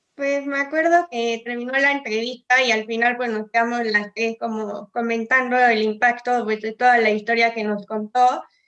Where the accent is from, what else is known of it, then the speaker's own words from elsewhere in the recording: Puebla, Mexico; Nosotros somos de Puebla